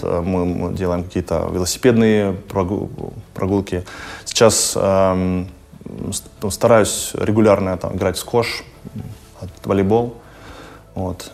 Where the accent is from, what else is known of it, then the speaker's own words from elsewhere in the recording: Kharkiv, Kharkiv Oblast, Ukraine; also born or lived in Finland; now in Berlin, Germany; я родился в Харькове